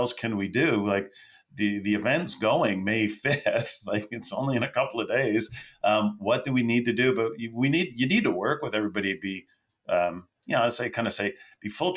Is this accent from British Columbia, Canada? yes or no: no; Mississauga, Ontario, Canada; also born or lived in Toronto (east side); Grew up in West Side Toronto, Mississauga, Port Credit